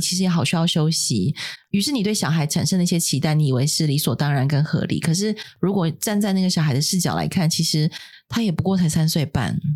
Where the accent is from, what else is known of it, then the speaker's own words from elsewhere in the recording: Taiwan; 别人要五千万的预算才能做的事情，我们台湾人五百万就可以搞定